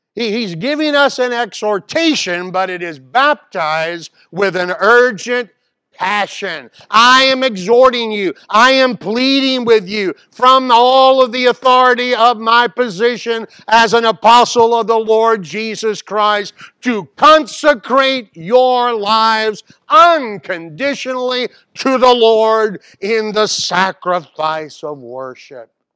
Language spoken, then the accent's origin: English; Mobile, Alabama, United States; Here I am from Mobile, Alabama.